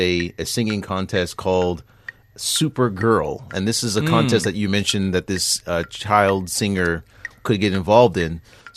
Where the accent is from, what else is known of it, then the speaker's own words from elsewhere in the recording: United States; I'm from the States